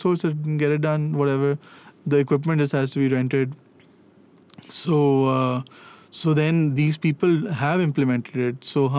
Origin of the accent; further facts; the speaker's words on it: Pakistan; We are Pakistani.